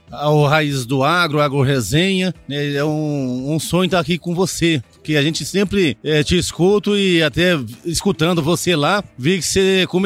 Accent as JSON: {"language": "Portuguese", "region": "Goiás", "country": "Brazil", "tie": "born or raised there", "also_born_or_lived": "Mogi Mirim, São Paulo", "said": "Nasci em Mojimirim, São Paulo, né, e vim com três anos pra cá, pra Goiás."}